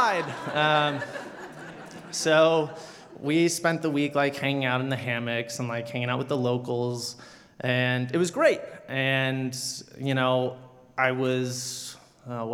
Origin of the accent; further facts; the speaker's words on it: South Carolina, United States; moved away; I grew up in a small town in South Carolina